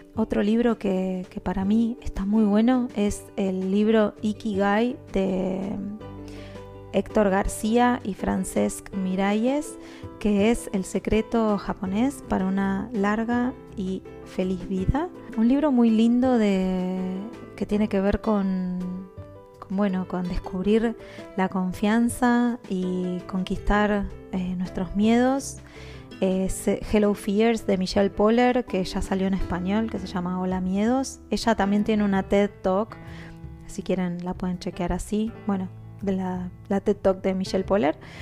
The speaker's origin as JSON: {"language": "Spanish", "country": "Argentina", "also_born_or_lived": "Guatemala / Panama", "moved": "as an adult", "lives_now": "Vevey, Switzerland", "said": "soy argentina viviendo en el exterior hace ya casi ocho años"}